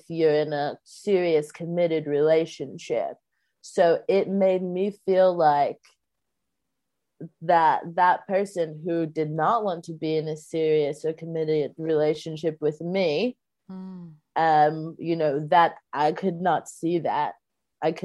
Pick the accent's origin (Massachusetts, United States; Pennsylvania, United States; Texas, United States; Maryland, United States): Texas, United States; I grew up in Texas, and I, you know, grew up in Baptist churches